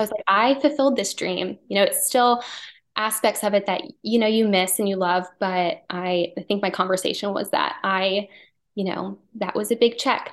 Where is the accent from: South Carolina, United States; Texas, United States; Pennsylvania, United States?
Pennsylvania, United States; outside of Philadelphia; moved away as an adult; now in Wilmington, United States; I grew up outside of Philadelphia